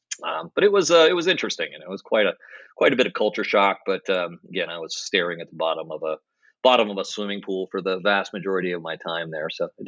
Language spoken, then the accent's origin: English; Hawaii, United States; also born or lived in San Francisco, United States; now in New York City, United States; I was born on Oahu and grew up between Oahu and the Big Island. My family's been there for quite a while. I think I'm the fifth generation on my father's side to be born and raised in Hawaii. So a lot of deep roots.